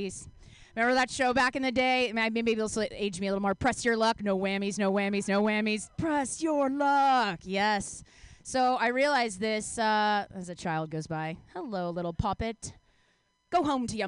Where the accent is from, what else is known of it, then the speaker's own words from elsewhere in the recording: Texas, United States; also born or lived in Mexico; now in San Diego, United States; I am from the Great Lone Star State of Texas.